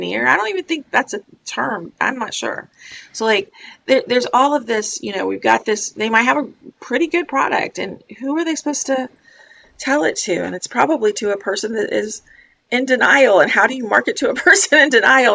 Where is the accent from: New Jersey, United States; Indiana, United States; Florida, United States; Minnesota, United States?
Florida, United States; I'm from Florida